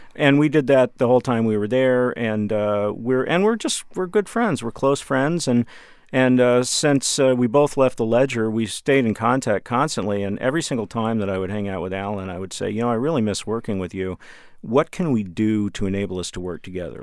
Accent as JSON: {"language": "English", "town": "Dallas", "region": "Texas", "country": "United States", "said": "I'm from Dallas, and we had a local station, Channel Eleven"}